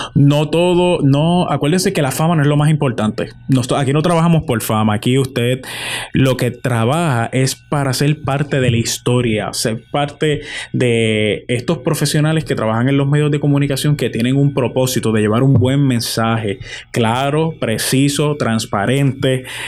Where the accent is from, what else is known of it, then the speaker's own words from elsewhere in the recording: Puerto Rico; esa esencia que, que lleva a uno como boricua y, como hijo de cada de estos 78 pueblos que tiene la, isla del encanto